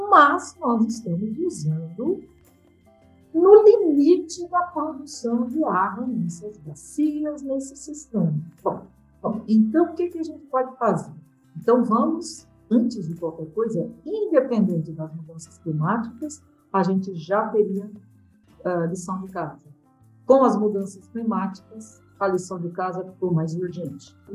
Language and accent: Portuguese; Brazil; como brasileiro